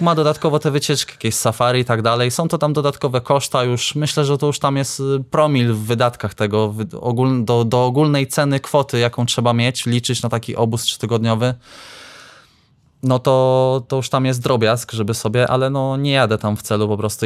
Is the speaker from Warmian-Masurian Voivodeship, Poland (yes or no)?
yes; Iława, Warmian-Masurian Voivodeship, Poland; Jestem z Iławy